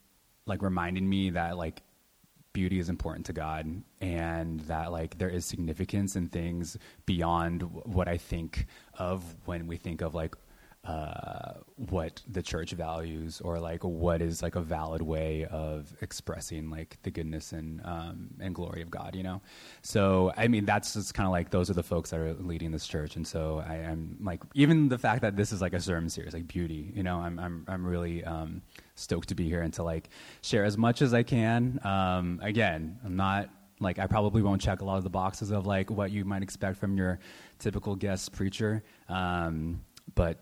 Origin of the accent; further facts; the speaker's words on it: San Francisco, California, United States; now in Oakland, United States; I was born and raised in San Francisco.